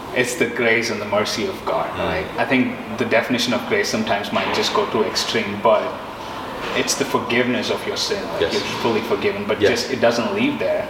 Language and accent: English; India; moved away as an adult; now in Tulsa, United States; I'm originally from India uh, I did my undergrad as an engineer, mm. uh, then moved here